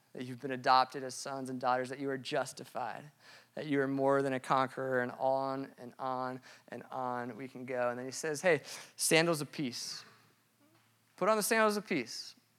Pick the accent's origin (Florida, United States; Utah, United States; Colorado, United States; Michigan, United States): Colorado, United States; I grew up in Colorado